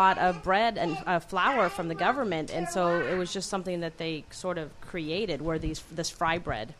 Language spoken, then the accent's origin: English; Fort Belknap Reservation, northern Montana, United States; Assiniboine, Grovan, and Alaskan Tlingit. I was born on the Fort Belknap Reservation in northern Montana.